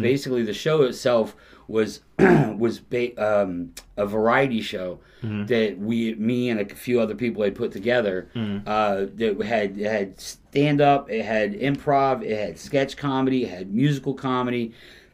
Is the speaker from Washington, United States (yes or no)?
no; Merritt Island, Florida, United States; also born or lived in Alabama; I grew up in Merritt Island